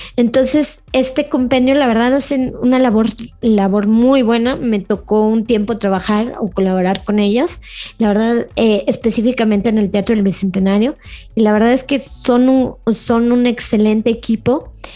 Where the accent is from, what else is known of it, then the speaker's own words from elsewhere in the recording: León, Guanajuato, Mexico; que somos de, que soy de León